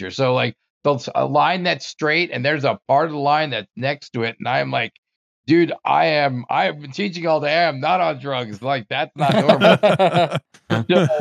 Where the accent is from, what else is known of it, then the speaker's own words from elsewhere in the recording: New Jersey, United States; moved away as an adult; also born or lived in Maryland; I grew up in New Jersey